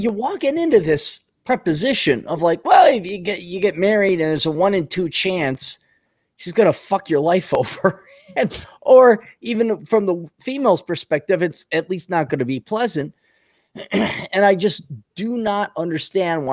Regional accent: Milwaukee, Wisconsin, United States; grew up in Milwaukee in the 80s and 70s.

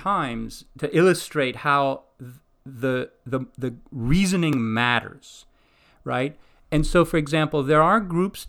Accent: Greece; moved away; I grew up in Greece

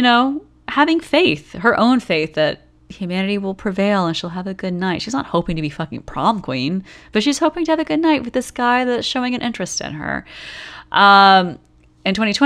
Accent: the Bible Belt South, United States; growing up in the Bible Belt South

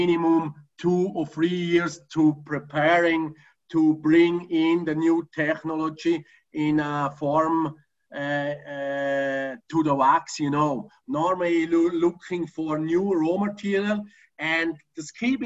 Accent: Oberriet, St. Gallen, Switzerland; I grew up in Obriet, which is a small city in the German part of Switzerland, not far away from the famous Lake Constance, next to the border of Austria

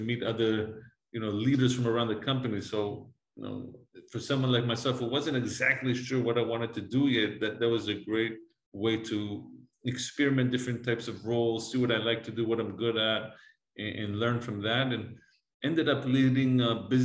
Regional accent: Jerusalem, Jerusalem District, Israel; English is a second language; moved away as an adult; now in United States; I'm originally from Jerusalem, from Israel. I was born and raised there

